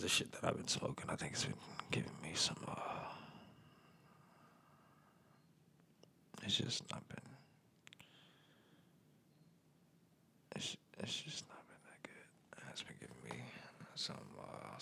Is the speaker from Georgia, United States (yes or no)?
yes; Atlanta, Georgia, United States; also born or lived in Mississippi; I'm from Atlanta, Georgia. I was born in Mississippi.